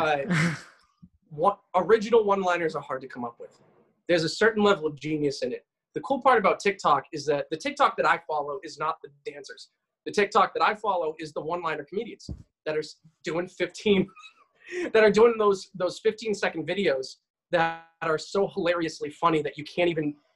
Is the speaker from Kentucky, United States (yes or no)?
no; Massachusetts, United States; Massachusetts, halfway across the state is 35 miles, and that's where I grew up